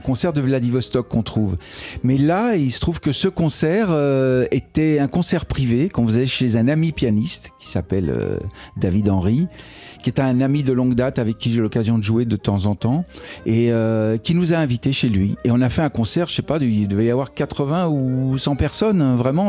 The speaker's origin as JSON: {"language": "French", "town": "Annemasse", "region": "Auvergne-Rhône-Alpes", "country": "France", "tie": "born or raised there", "moved": "as an adult", "lives_now": "Paris, France", "said": "C'était dans ma ville natale"}